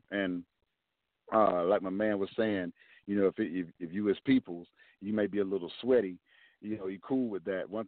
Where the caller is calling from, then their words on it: Jacksonville, Florida, United States; calling from Jacksonville, Florida.